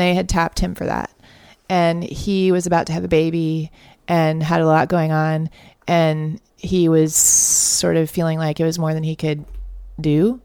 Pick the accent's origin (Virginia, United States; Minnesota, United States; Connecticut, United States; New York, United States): Connecticut, United States; moved away as an adult; also born or lived in Boston; now in Austin, United States; I grew up in Connecticut and Boston